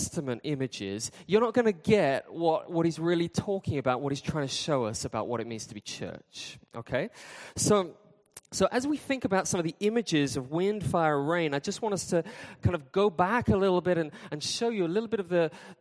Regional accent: United Kingdom; I'm from Britain

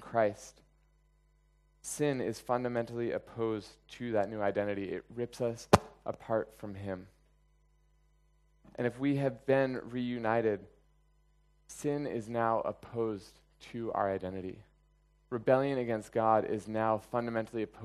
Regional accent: United States; moved away; I was born in America and I am an American

